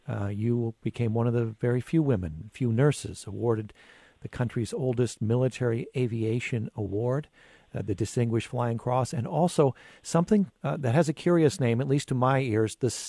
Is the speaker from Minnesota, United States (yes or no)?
yes; Hastings, Minnesota, United States; I'm from Hastings, Minnesota.